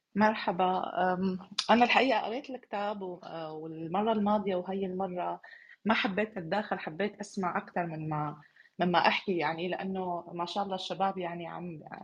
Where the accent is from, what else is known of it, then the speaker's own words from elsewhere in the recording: Damascus, Damascus Governorate, Syria; moved away as an adult; عن سوريا اللي اللي ولدت فيها وغادرتها من سنوات